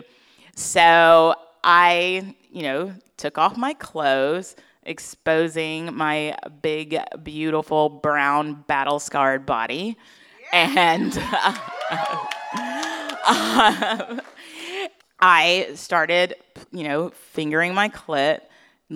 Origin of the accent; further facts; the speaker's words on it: Atlanta, Georgia, United States; my hometown of Atlanta, Georgia